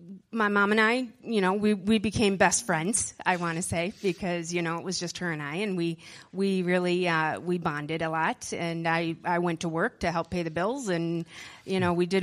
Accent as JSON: {"language": "English", "town": "Middleton", "region": "Wisconsin", "country": "United States", "tie": "born or raised there", "also_born_or_lived": "Madison", "said": "I was born in Madison, but grew up in Middleton, Wisconsin, and I was the youngest of five kids"}